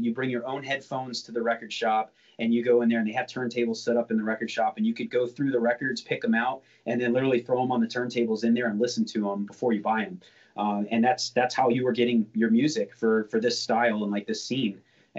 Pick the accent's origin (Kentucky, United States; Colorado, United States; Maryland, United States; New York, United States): Maryland, United States; So I grew up in Maryland. Well, I grew up all over. I went to high school in Southern Maryland.